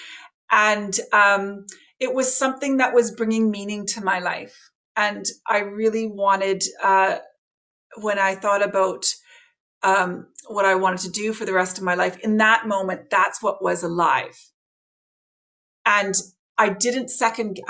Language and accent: English; Canada; moved away as an adult; now in Ireland; as you can hear from my accent, I'm not Irish, I'm Canadian